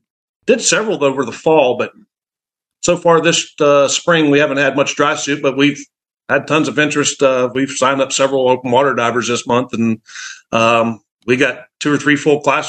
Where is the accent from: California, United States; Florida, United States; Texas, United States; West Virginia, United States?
West Virginia, United States; moved away; I'm from West Virginia originally.